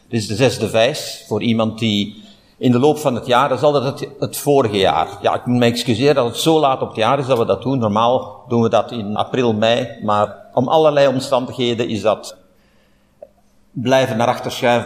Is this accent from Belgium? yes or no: yes; Flanders, Belgium; hier bij ons in Vlaanderen